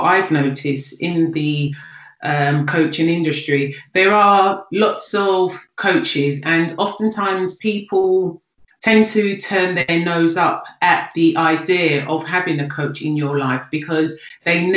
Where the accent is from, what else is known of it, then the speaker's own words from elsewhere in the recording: London, United Kingdom; I'm from South London. I'm of Nigerian descent, but I was born and raised in Greenwich.